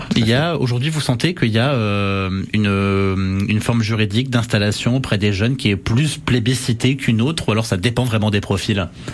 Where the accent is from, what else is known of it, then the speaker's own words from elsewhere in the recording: Berry, Centre-Val de Loire, France; chez nous dans le Berry